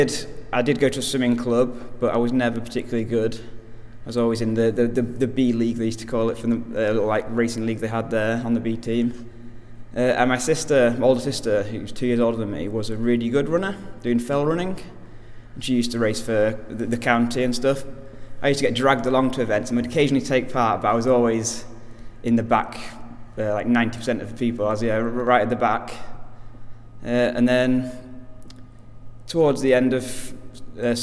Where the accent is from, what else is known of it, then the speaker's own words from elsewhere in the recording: Cumbria, Lake District, North West England, United Kingdom; moved away as an adult; now in Wrexham, United Kingdom; Originally, I'm from Cumbria in the Lake District, and then in 2017, I came to university in Wrexham and just stayed in this area